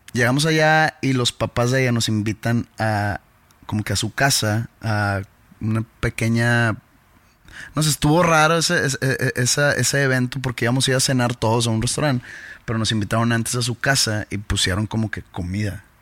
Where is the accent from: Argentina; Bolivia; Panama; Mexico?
Mexico; somos mexicanos